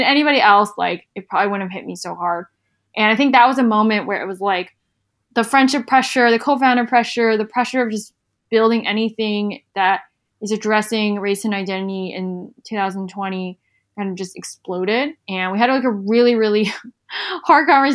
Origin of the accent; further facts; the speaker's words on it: South Carolina, United States; I'm from South Carolina, we just have like a very different upbringing